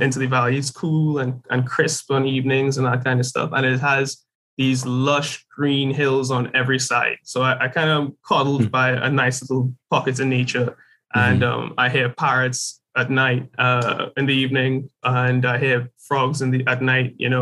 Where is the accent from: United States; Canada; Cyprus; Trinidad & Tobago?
Trinidad & Tobago; growing up in Trinidad is you're pretty much surrounded by the color green.